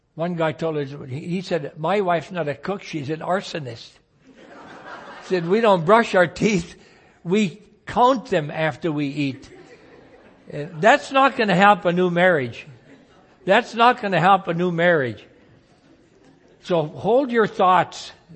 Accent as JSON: {"language": "English", "country": "United States", "said": "as an American citizen"}